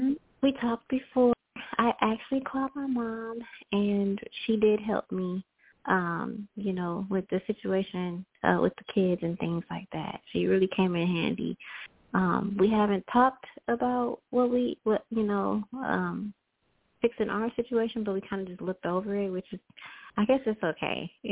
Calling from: Selma, Texas, United States; I'm calling from Texas, Selma, Texas.

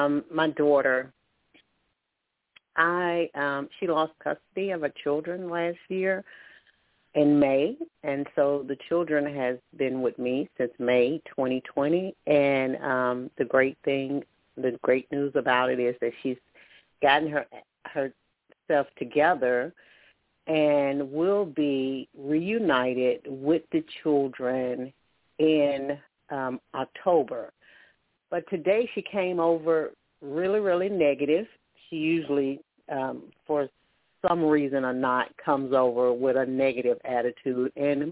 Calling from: Alabama, United States; I'm calling from Alabama.

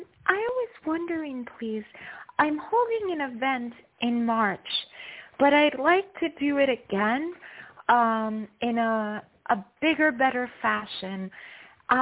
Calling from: New York, United States; I'm calling from New York.

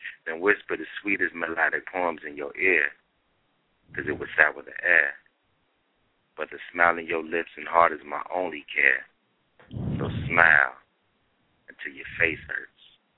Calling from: Cincinnati, Ohio, United States; Name. Cincinnati, Ohio.

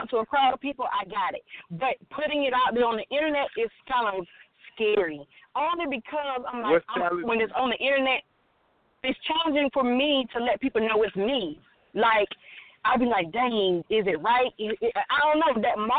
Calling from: Alabama, United States

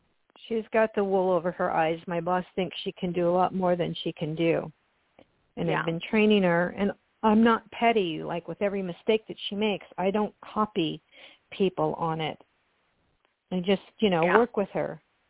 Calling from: California, United States; This is …, and I'm calling from California.

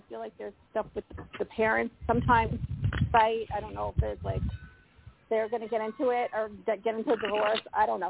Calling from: Colorado, United States; Hi, this is … from Colorado.

